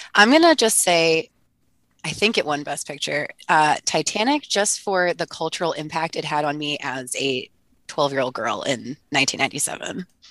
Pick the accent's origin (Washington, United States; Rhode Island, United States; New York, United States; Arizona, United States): Rhode Island, United States; I'm from Rhode Island